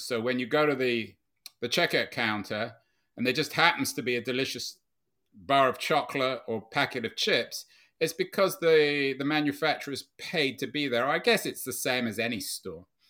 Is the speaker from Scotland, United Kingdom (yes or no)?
no; London, United Kingdom; I grew up in London where su-, department stores were, if not dominant, certainly iconic places like Selfridges and Harrods